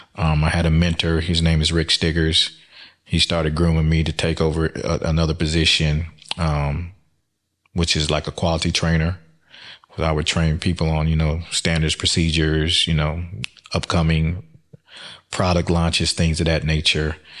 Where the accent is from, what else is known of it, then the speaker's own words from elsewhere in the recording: Birmingham, Alabama, United States; moved away; also born or lived in Florida; Birmingham, Alabama, West End, predominantly black education system